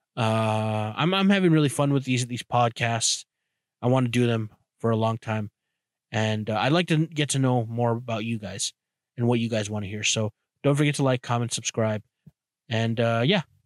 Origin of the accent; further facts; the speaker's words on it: Canada; as a Canadian